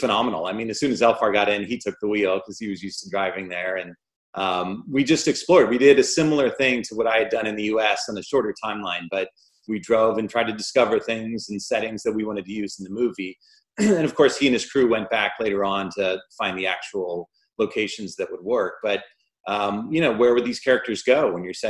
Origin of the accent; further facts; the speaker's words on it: St. Louis, Missouri, United States; moved away; my hometown in St. Louis